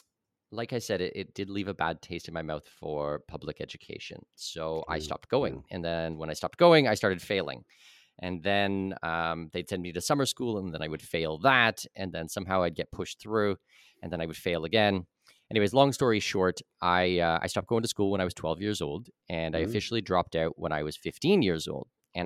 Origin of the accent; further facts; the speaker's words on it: Ontario, Canada; So this was in Southwestern Ontario. I'm Canadian, born and raised.